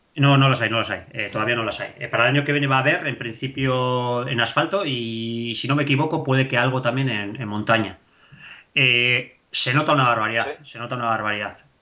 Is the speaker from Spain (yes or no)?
yes; Basque Country, Spain; yo siempre he dicho que yo soy vasco, joder, yo, yo para mí soy vasco